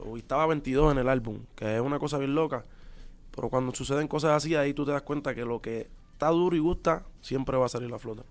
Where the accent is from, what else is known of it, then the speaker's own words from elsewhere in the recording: Puerto Rico; los boricuas somos así también